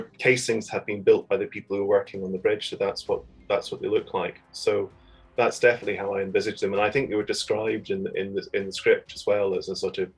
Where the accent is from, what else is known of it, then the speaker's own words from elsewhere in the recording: Fife, Scotland, United Kingdom; also born or lived in Edinburgh / Kirkintilloch; I come from Edinburgh originally, but I kind of grew up largely in Fife, also a number of years in Kirkintilloch outside Glasgow